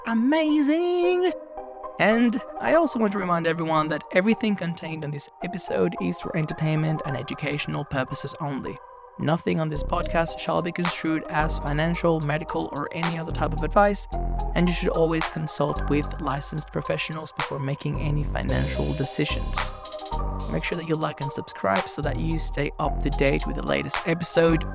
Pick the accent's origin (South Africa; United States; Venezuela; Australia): Venezuela; I grew up in Venezuela